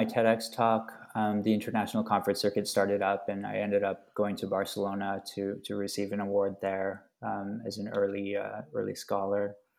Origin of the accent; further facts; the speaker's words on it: Vancouver, British Columbia, Canada; also born or lived in Hong Kong; I just say that I was born in Canada, and I'm still in Vancouver. Mm. I'm still in Canada.